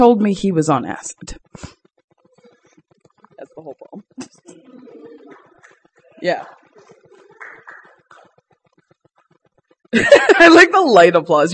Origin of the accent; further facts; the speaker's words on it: Boston, Massachusetts, United States; now in Brooklyn, United States; to a Bostonian is a little bit rough to deal